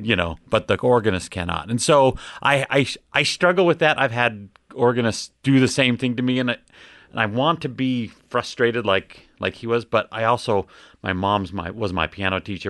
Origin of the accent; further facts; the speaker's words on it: Ogden, Utah, United States; moved away as an adult; now in Round Rock, United States; I grew up in Ogden, Utah, so that's, that's kinda where I, I cut my teeth